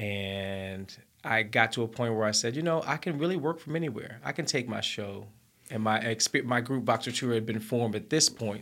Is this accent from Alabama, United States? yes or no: yes; Mountain Brook, Alabama, United States; moved away as an adult; also born or lived in London, United Kingdom; I was a young black man born and raised in Mountain Brook, Alabama